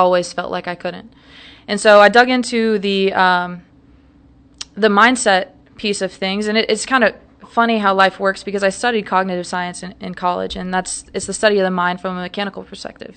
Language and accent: English; St. Louis, Missouri, United States; moved away as an adult; also born or lived in Providence, Rhode Island; now in Dallas, United States; I am originally from Saint Louis, Missouri